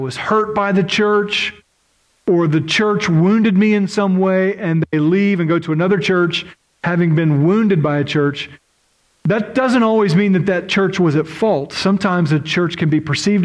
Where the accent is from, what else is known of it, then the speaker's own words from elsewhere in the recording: Oklahoma, United States; moved away; I grew up in Oklahoma, and in Oklahoma, we have around 600 tornadoes a year.